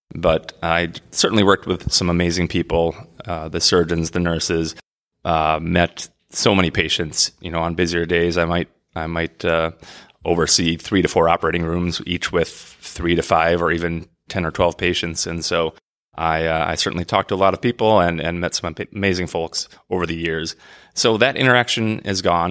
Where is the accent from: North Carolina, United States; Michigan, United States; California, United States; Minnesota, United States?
Minnesota, United States; the Saint Croix River in lovely Minnesota, my home state.